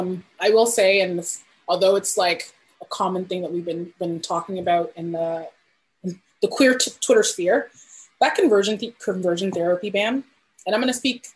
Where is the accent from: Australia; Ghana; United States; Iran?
Ghana; now in Canada; I'm Ghanaian Canadian. So I have roots in Ghana, and I'm very connected to what's happening in my home country.